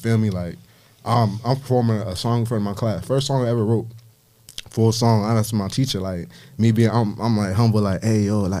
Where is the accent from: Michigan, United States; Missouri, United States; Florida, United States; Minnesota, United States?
Florida, United States; Miami; born there; I'm from everywhere, nowhere, but I was born in Miami.